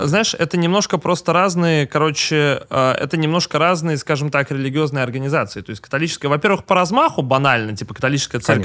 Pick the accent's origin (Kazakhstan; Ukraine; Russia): Russia; я русский человек, я родился в России